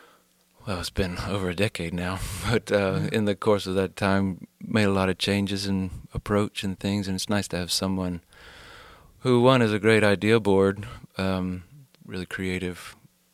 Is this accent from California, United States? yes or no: no; South Carolina, United States; I grew up in South Carolina